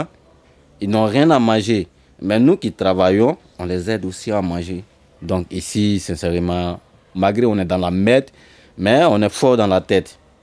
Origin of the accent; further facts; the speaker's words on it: Côte d’Ivoire; now in France; Je suis un Ivoirien